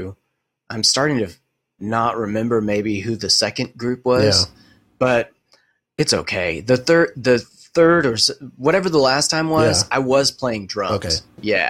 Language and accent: English; Beaumont, Texas, United States; also born or lived in Canada; I was born and raised in Beaumont, Texas